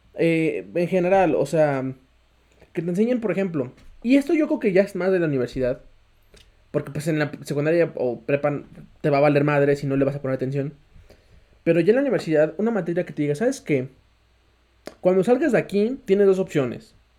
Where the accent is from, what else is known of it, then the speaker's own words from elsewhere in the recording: Mexico; tú mismo como mexicano, como mexicano, latino